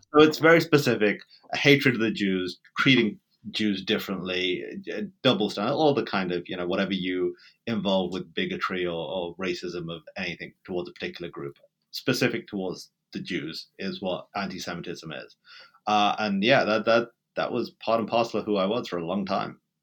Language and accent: English; England, United Kingdom; accent: British; moved away as an adult; now in United States; Growing up in Britain, even though I was born there, I never really felt British